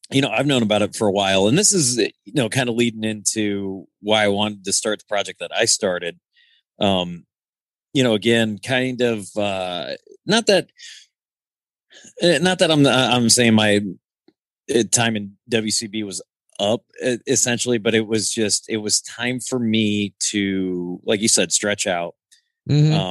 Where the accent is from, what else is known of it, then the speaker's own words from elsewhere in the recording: Rock Island, Illinois, United States; Yeah, I uh born and raised Rock Island, Illinois.